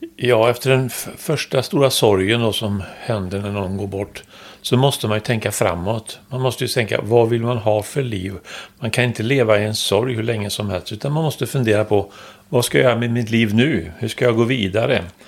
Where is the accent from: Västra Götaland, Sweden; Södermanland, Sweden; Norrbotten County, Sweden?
Västra Götaland, Sweden; Trollhättan; moved away as an adult; jag kommer från Trollhättan